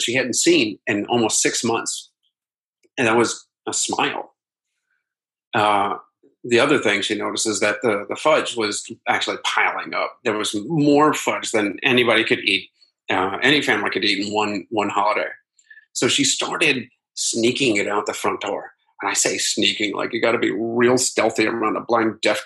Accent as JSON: {"language": "English", "town": "Akron", "region": "Ohio", "country": "United States", "tie": "born or raised there", "moved": "yes", "said": "my hometown of Akron, Ohio"}